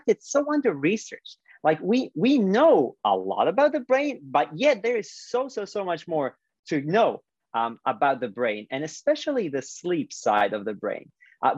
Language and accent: English; Split, Split-Dalmatia County, Croatia; moved away; my hometown, Split, Croatia